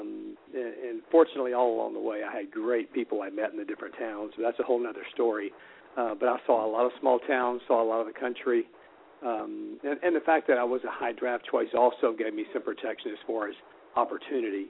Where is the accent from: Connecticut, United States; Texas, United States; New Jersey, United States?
Texas, United States; Houston; I grew up here in Houston, went to Reagan High School here in town